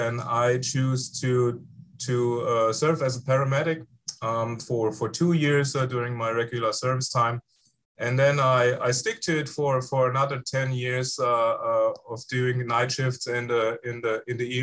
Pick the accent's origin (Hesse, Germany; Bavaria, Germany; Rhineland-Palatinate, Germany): Hesse, Germany; Frankfurt; English is a second language; moved away as an adult; also born or lived in Mainz, Germany; now in Iowa City, United States; I was raised and grew up in Germany in the Frankfurt area, in the former western part of Germany